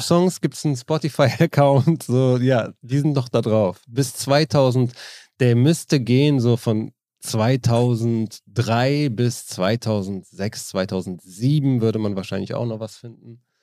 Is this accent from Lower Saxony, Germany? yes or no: no; Neuss, North Rhine-Westphalia, Germany; ich komme ja aus Neuss, Düsseldorf ist direkt nebenan